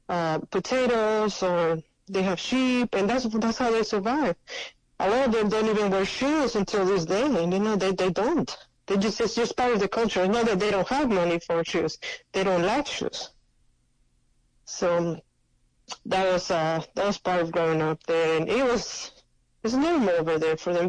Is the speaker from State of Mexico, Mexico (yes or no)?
yes; State of Mexico, Mexico; English is a second language; moved away; I grew up in the state of Mexico, which is it's basically the Mexico City